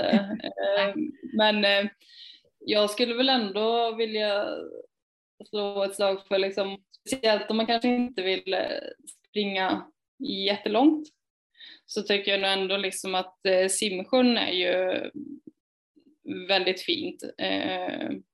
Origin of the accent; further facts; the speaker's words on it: Falköping, Västra Götaland, Sweden; moved away as an adult; also born or lived in Hjo / Skövde; jag är uppvuxen i Falköping, eller utanför Falköping och mm. utanför Hjo.